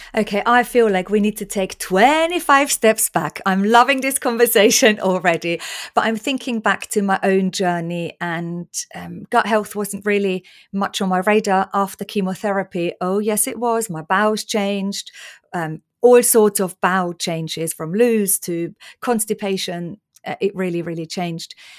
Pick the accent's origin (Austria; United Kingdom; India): Austria; moved away; growing up in Austria on salami sandwiches and loads of bread